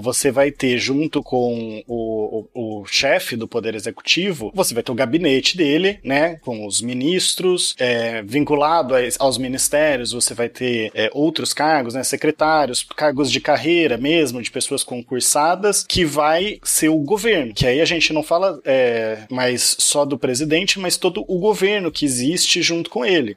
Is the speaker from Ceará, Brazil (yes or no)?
no; Piracicaba, São Paulo, Brazil; now in Barra do Bugres, Brazil; eu queria voltar lá para minha cidade natal de Piracicaba